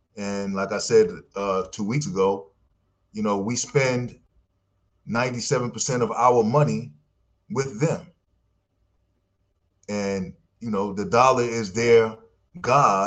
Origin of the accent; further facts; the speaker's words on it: New York, United States; moved away; also born or lived in Ohio; I'm from New York